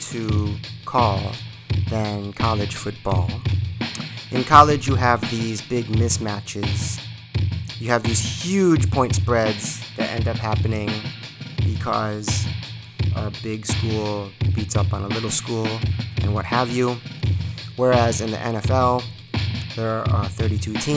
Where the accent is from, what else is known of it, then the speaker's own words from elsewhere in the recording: Illinois, United States; I grew up in Illinois